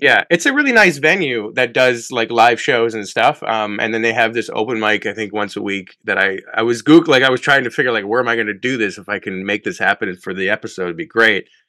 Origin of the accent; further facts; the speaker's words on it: Canada; when I was living my life, just being a Canadian, going across the border every day into work